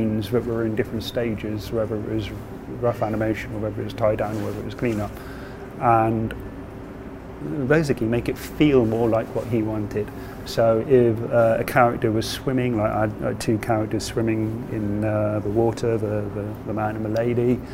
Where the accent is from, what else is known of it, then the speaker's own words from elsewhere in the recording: United Kingdom; moved away as an adult; now in Japan; I am a British animator